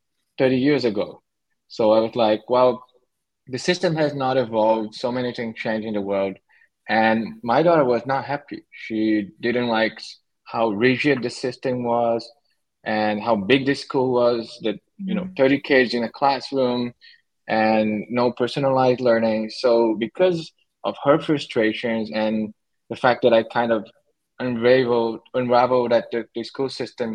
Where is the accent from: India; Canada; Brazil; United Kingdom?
Brazil; moved away as an adult; now in Syros, Greece; I was born in Brazil